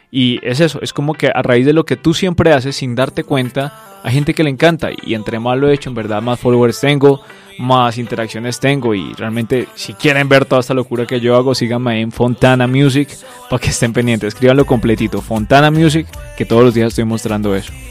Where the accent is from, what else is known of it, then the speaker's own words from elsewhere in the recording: Bogotá, Colombia; yo soy un artista de Bogotá, Colombia.